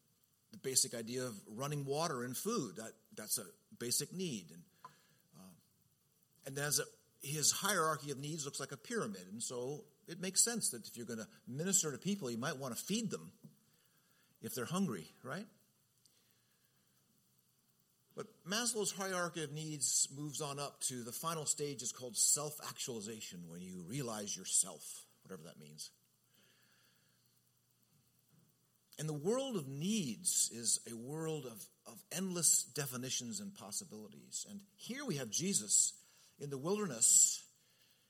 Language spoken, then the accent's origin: English; Southern California, United States; as a kid growing up in Southern California